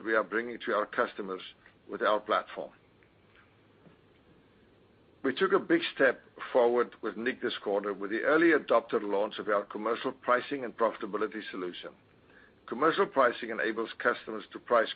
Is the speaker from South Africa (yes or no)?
yes; South Africa; now in Wilmington, United States; growing up in South Africa